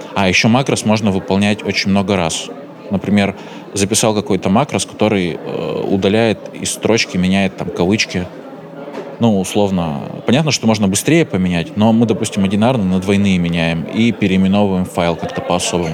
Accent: Chelyabinsk, Chelyabinsk Oblast, Russia; Я из Челябинска сам, там Уральские горы

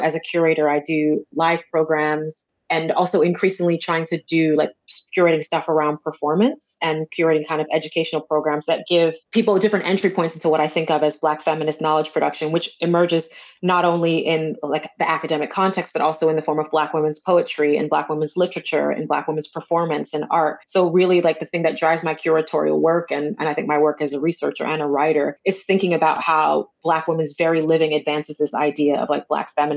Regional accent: Jamaica; moved away; my first kind of studies was around being a Jamaican, being a migrant

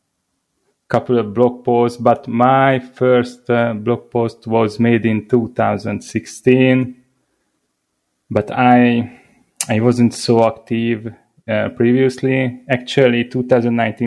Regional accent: Hungary; I come from Hungary

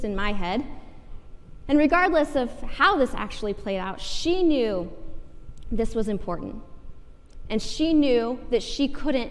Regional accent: Iowa, United States; now in Lawrence, United States; I grew up in Iowa

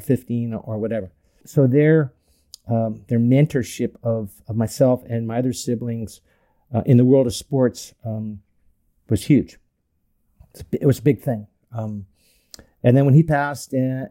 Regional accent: North Orange County, California, United States; I grew up in North Orange County, big Irish Catholic family, 8 kids

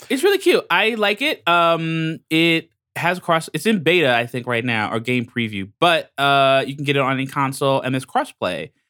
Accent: Long Island, New York, United States; I'm from Long Island

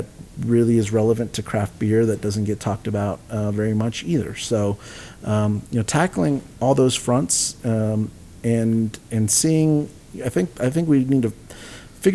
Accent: San Antonio, Texas, United States; my hometown of San Antonio

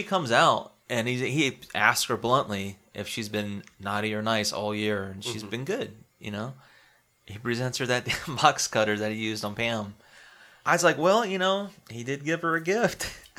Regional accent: South Carolina, United States; Growing up in South Carolina

